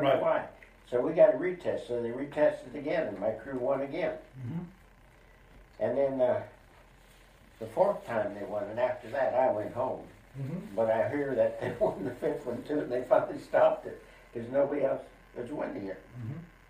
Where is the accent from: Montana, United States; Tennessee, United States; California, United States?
Montana, United States; Billings; Billings, Montana.